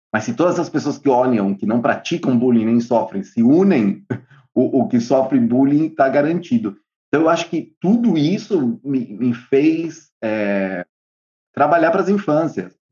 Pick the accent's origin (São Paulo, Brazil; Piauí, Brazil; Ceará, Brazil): São Paulo, Brazil; now in Buenos Aires, Argentina; eu sou de São Paulo, eu moro em Buenos Aires